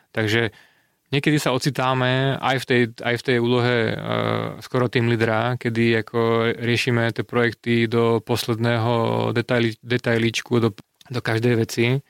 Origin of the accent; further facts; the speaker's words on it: Slovakia; moved away as an adult; now in Czech Republic; ja som Slovák